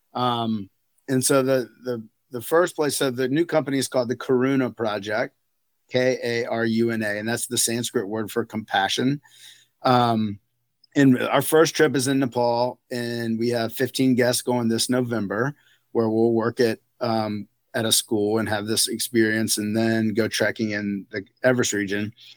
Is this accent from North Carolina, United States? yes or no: yes; outside of Raleigh, North Carolina, United States; now in Crested Butte, United States; I was raised in, outs, outside of Raleigh, North Carolina